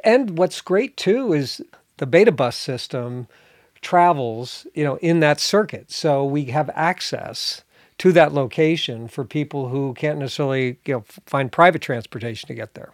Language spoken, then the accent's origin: English; New Jersey, United States; now in northern Michigan, United States; I grew up in New Jersey